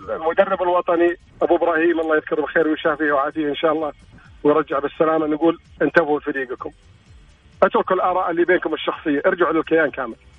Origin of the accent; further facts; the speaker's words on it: Northern Region, Northern Borders Province, Saudi Arabia; now in Al-Ahsa, Saudi Arabia; لست من المنطقه انا من منطقه الشمال لكن بوضع حكم العمل في الشرقيه